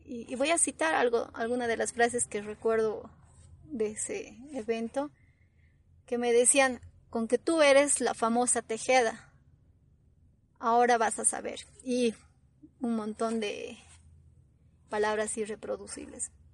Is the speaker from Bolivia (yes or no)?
yes; Bolivia; no le interesamos como bolivianos